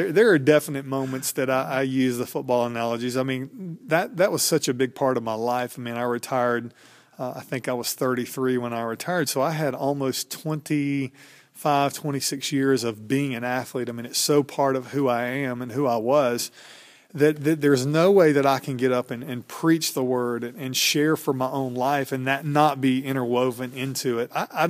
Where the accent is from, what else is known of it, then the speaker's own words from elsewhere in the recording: Stone Mountain, Georgia, United States; I grew up in Atlanta, just outside Atlanta in a suburb, Stone Mountain, Georgia, and didn't really know NC State existed until they started recruiting me out of high school.